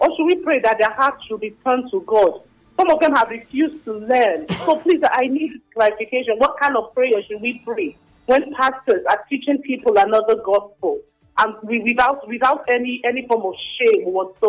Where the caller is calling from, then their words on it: Lagos, Nigeria; I'm calling from Lagos.